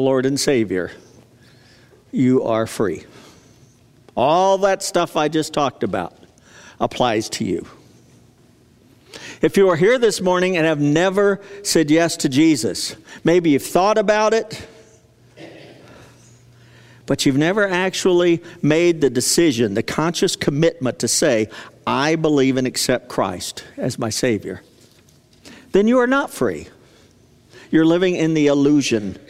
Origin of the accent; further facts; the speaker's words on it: United States; an American